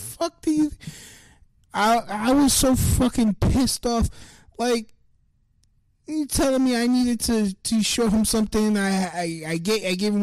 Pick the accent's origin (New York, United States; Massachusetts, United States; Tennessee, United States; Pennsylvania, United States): New York, United States; New York City; I'm from Brooklyn.